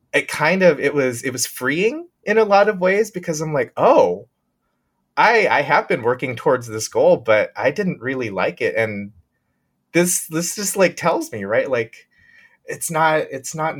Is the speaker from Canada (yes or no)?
no; Bay Area, California, United States; moved away as an adult; I grew up in the Bay Area